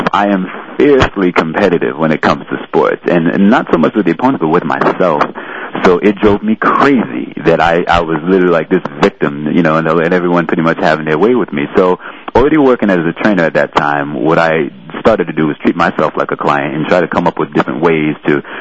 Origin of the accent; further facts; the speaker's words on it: New York City, New York, United States; I was born and raised in New York City, so I grew up actually in Jamaica, Queens.